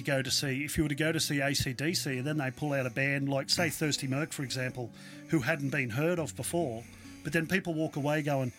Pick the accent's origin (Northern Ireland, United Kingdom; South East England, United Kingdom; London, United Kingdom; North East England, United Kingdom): North East England, United Kingdom; Newcastle; I grew up in Newcastle, as we've discussed in the past, and it reminds me of the old, like, the Jolly Rogers and these venues back there that were gritty, they were dirty